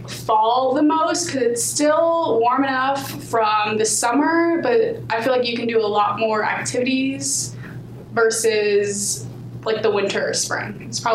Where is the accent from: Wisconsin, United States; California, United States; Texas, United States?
California, United States; Burbank; moved away; I'm from Burbank, California. I'm a junior here at King, so I've been here for about 2.5 years now.